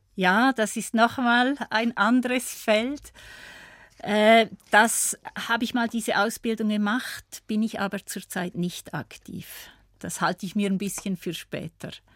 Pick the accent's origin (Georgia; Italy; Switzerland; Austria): Switzerland; Appenzell Ausserrhoden; now in Graubünden, Switzerland; aufgewachsen bin ich ja im Kanton Appenzell. Appenzell-Ausserrhoden.